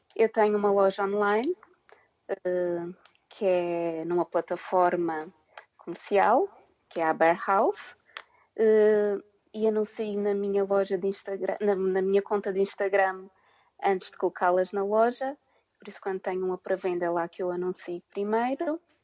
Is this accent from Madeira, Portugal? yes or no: yes; Madeira, Portugal; moved away as an adult; now in United Kingdom; Eu sou natural da Ilha da Madeira